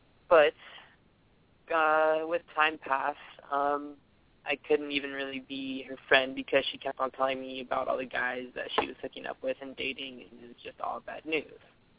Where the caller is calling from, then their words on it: Mountain View, California, United States; I'm calling from Mountain View.